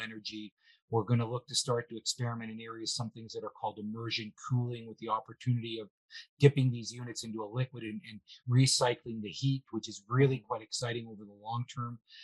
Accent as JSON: {"language": "English", "country": "Canada", "said": "we are a little quieter. Perhaps it's the weather where it's a little bit colder up here"}